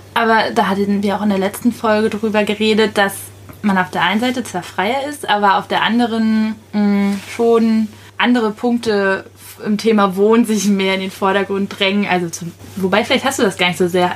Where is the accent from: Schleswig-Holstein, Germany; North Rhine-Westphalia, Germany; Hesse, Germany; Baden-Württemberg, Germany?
Schleswig-Holstein, Germany; moved away; ich komme aus Schleswig-Holstein